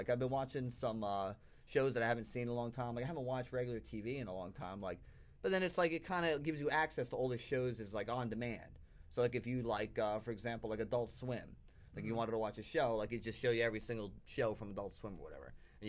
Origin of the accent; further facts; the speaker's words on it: Selden, New York, United States; That was in Selden, my hometown.